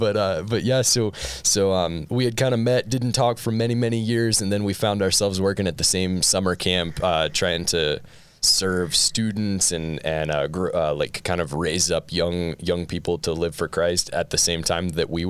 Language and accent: English; Maryland, United States; moved away as an adult; I grew up on the East Coast. I grew up in Maryland, so a little far away from here. But we've been here for about a year and a half almost now